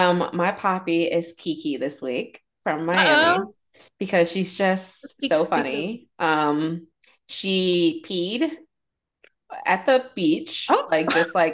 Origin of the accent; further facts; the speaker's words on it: Nigeria; Look, Dr. Wendy, I am Nigerian.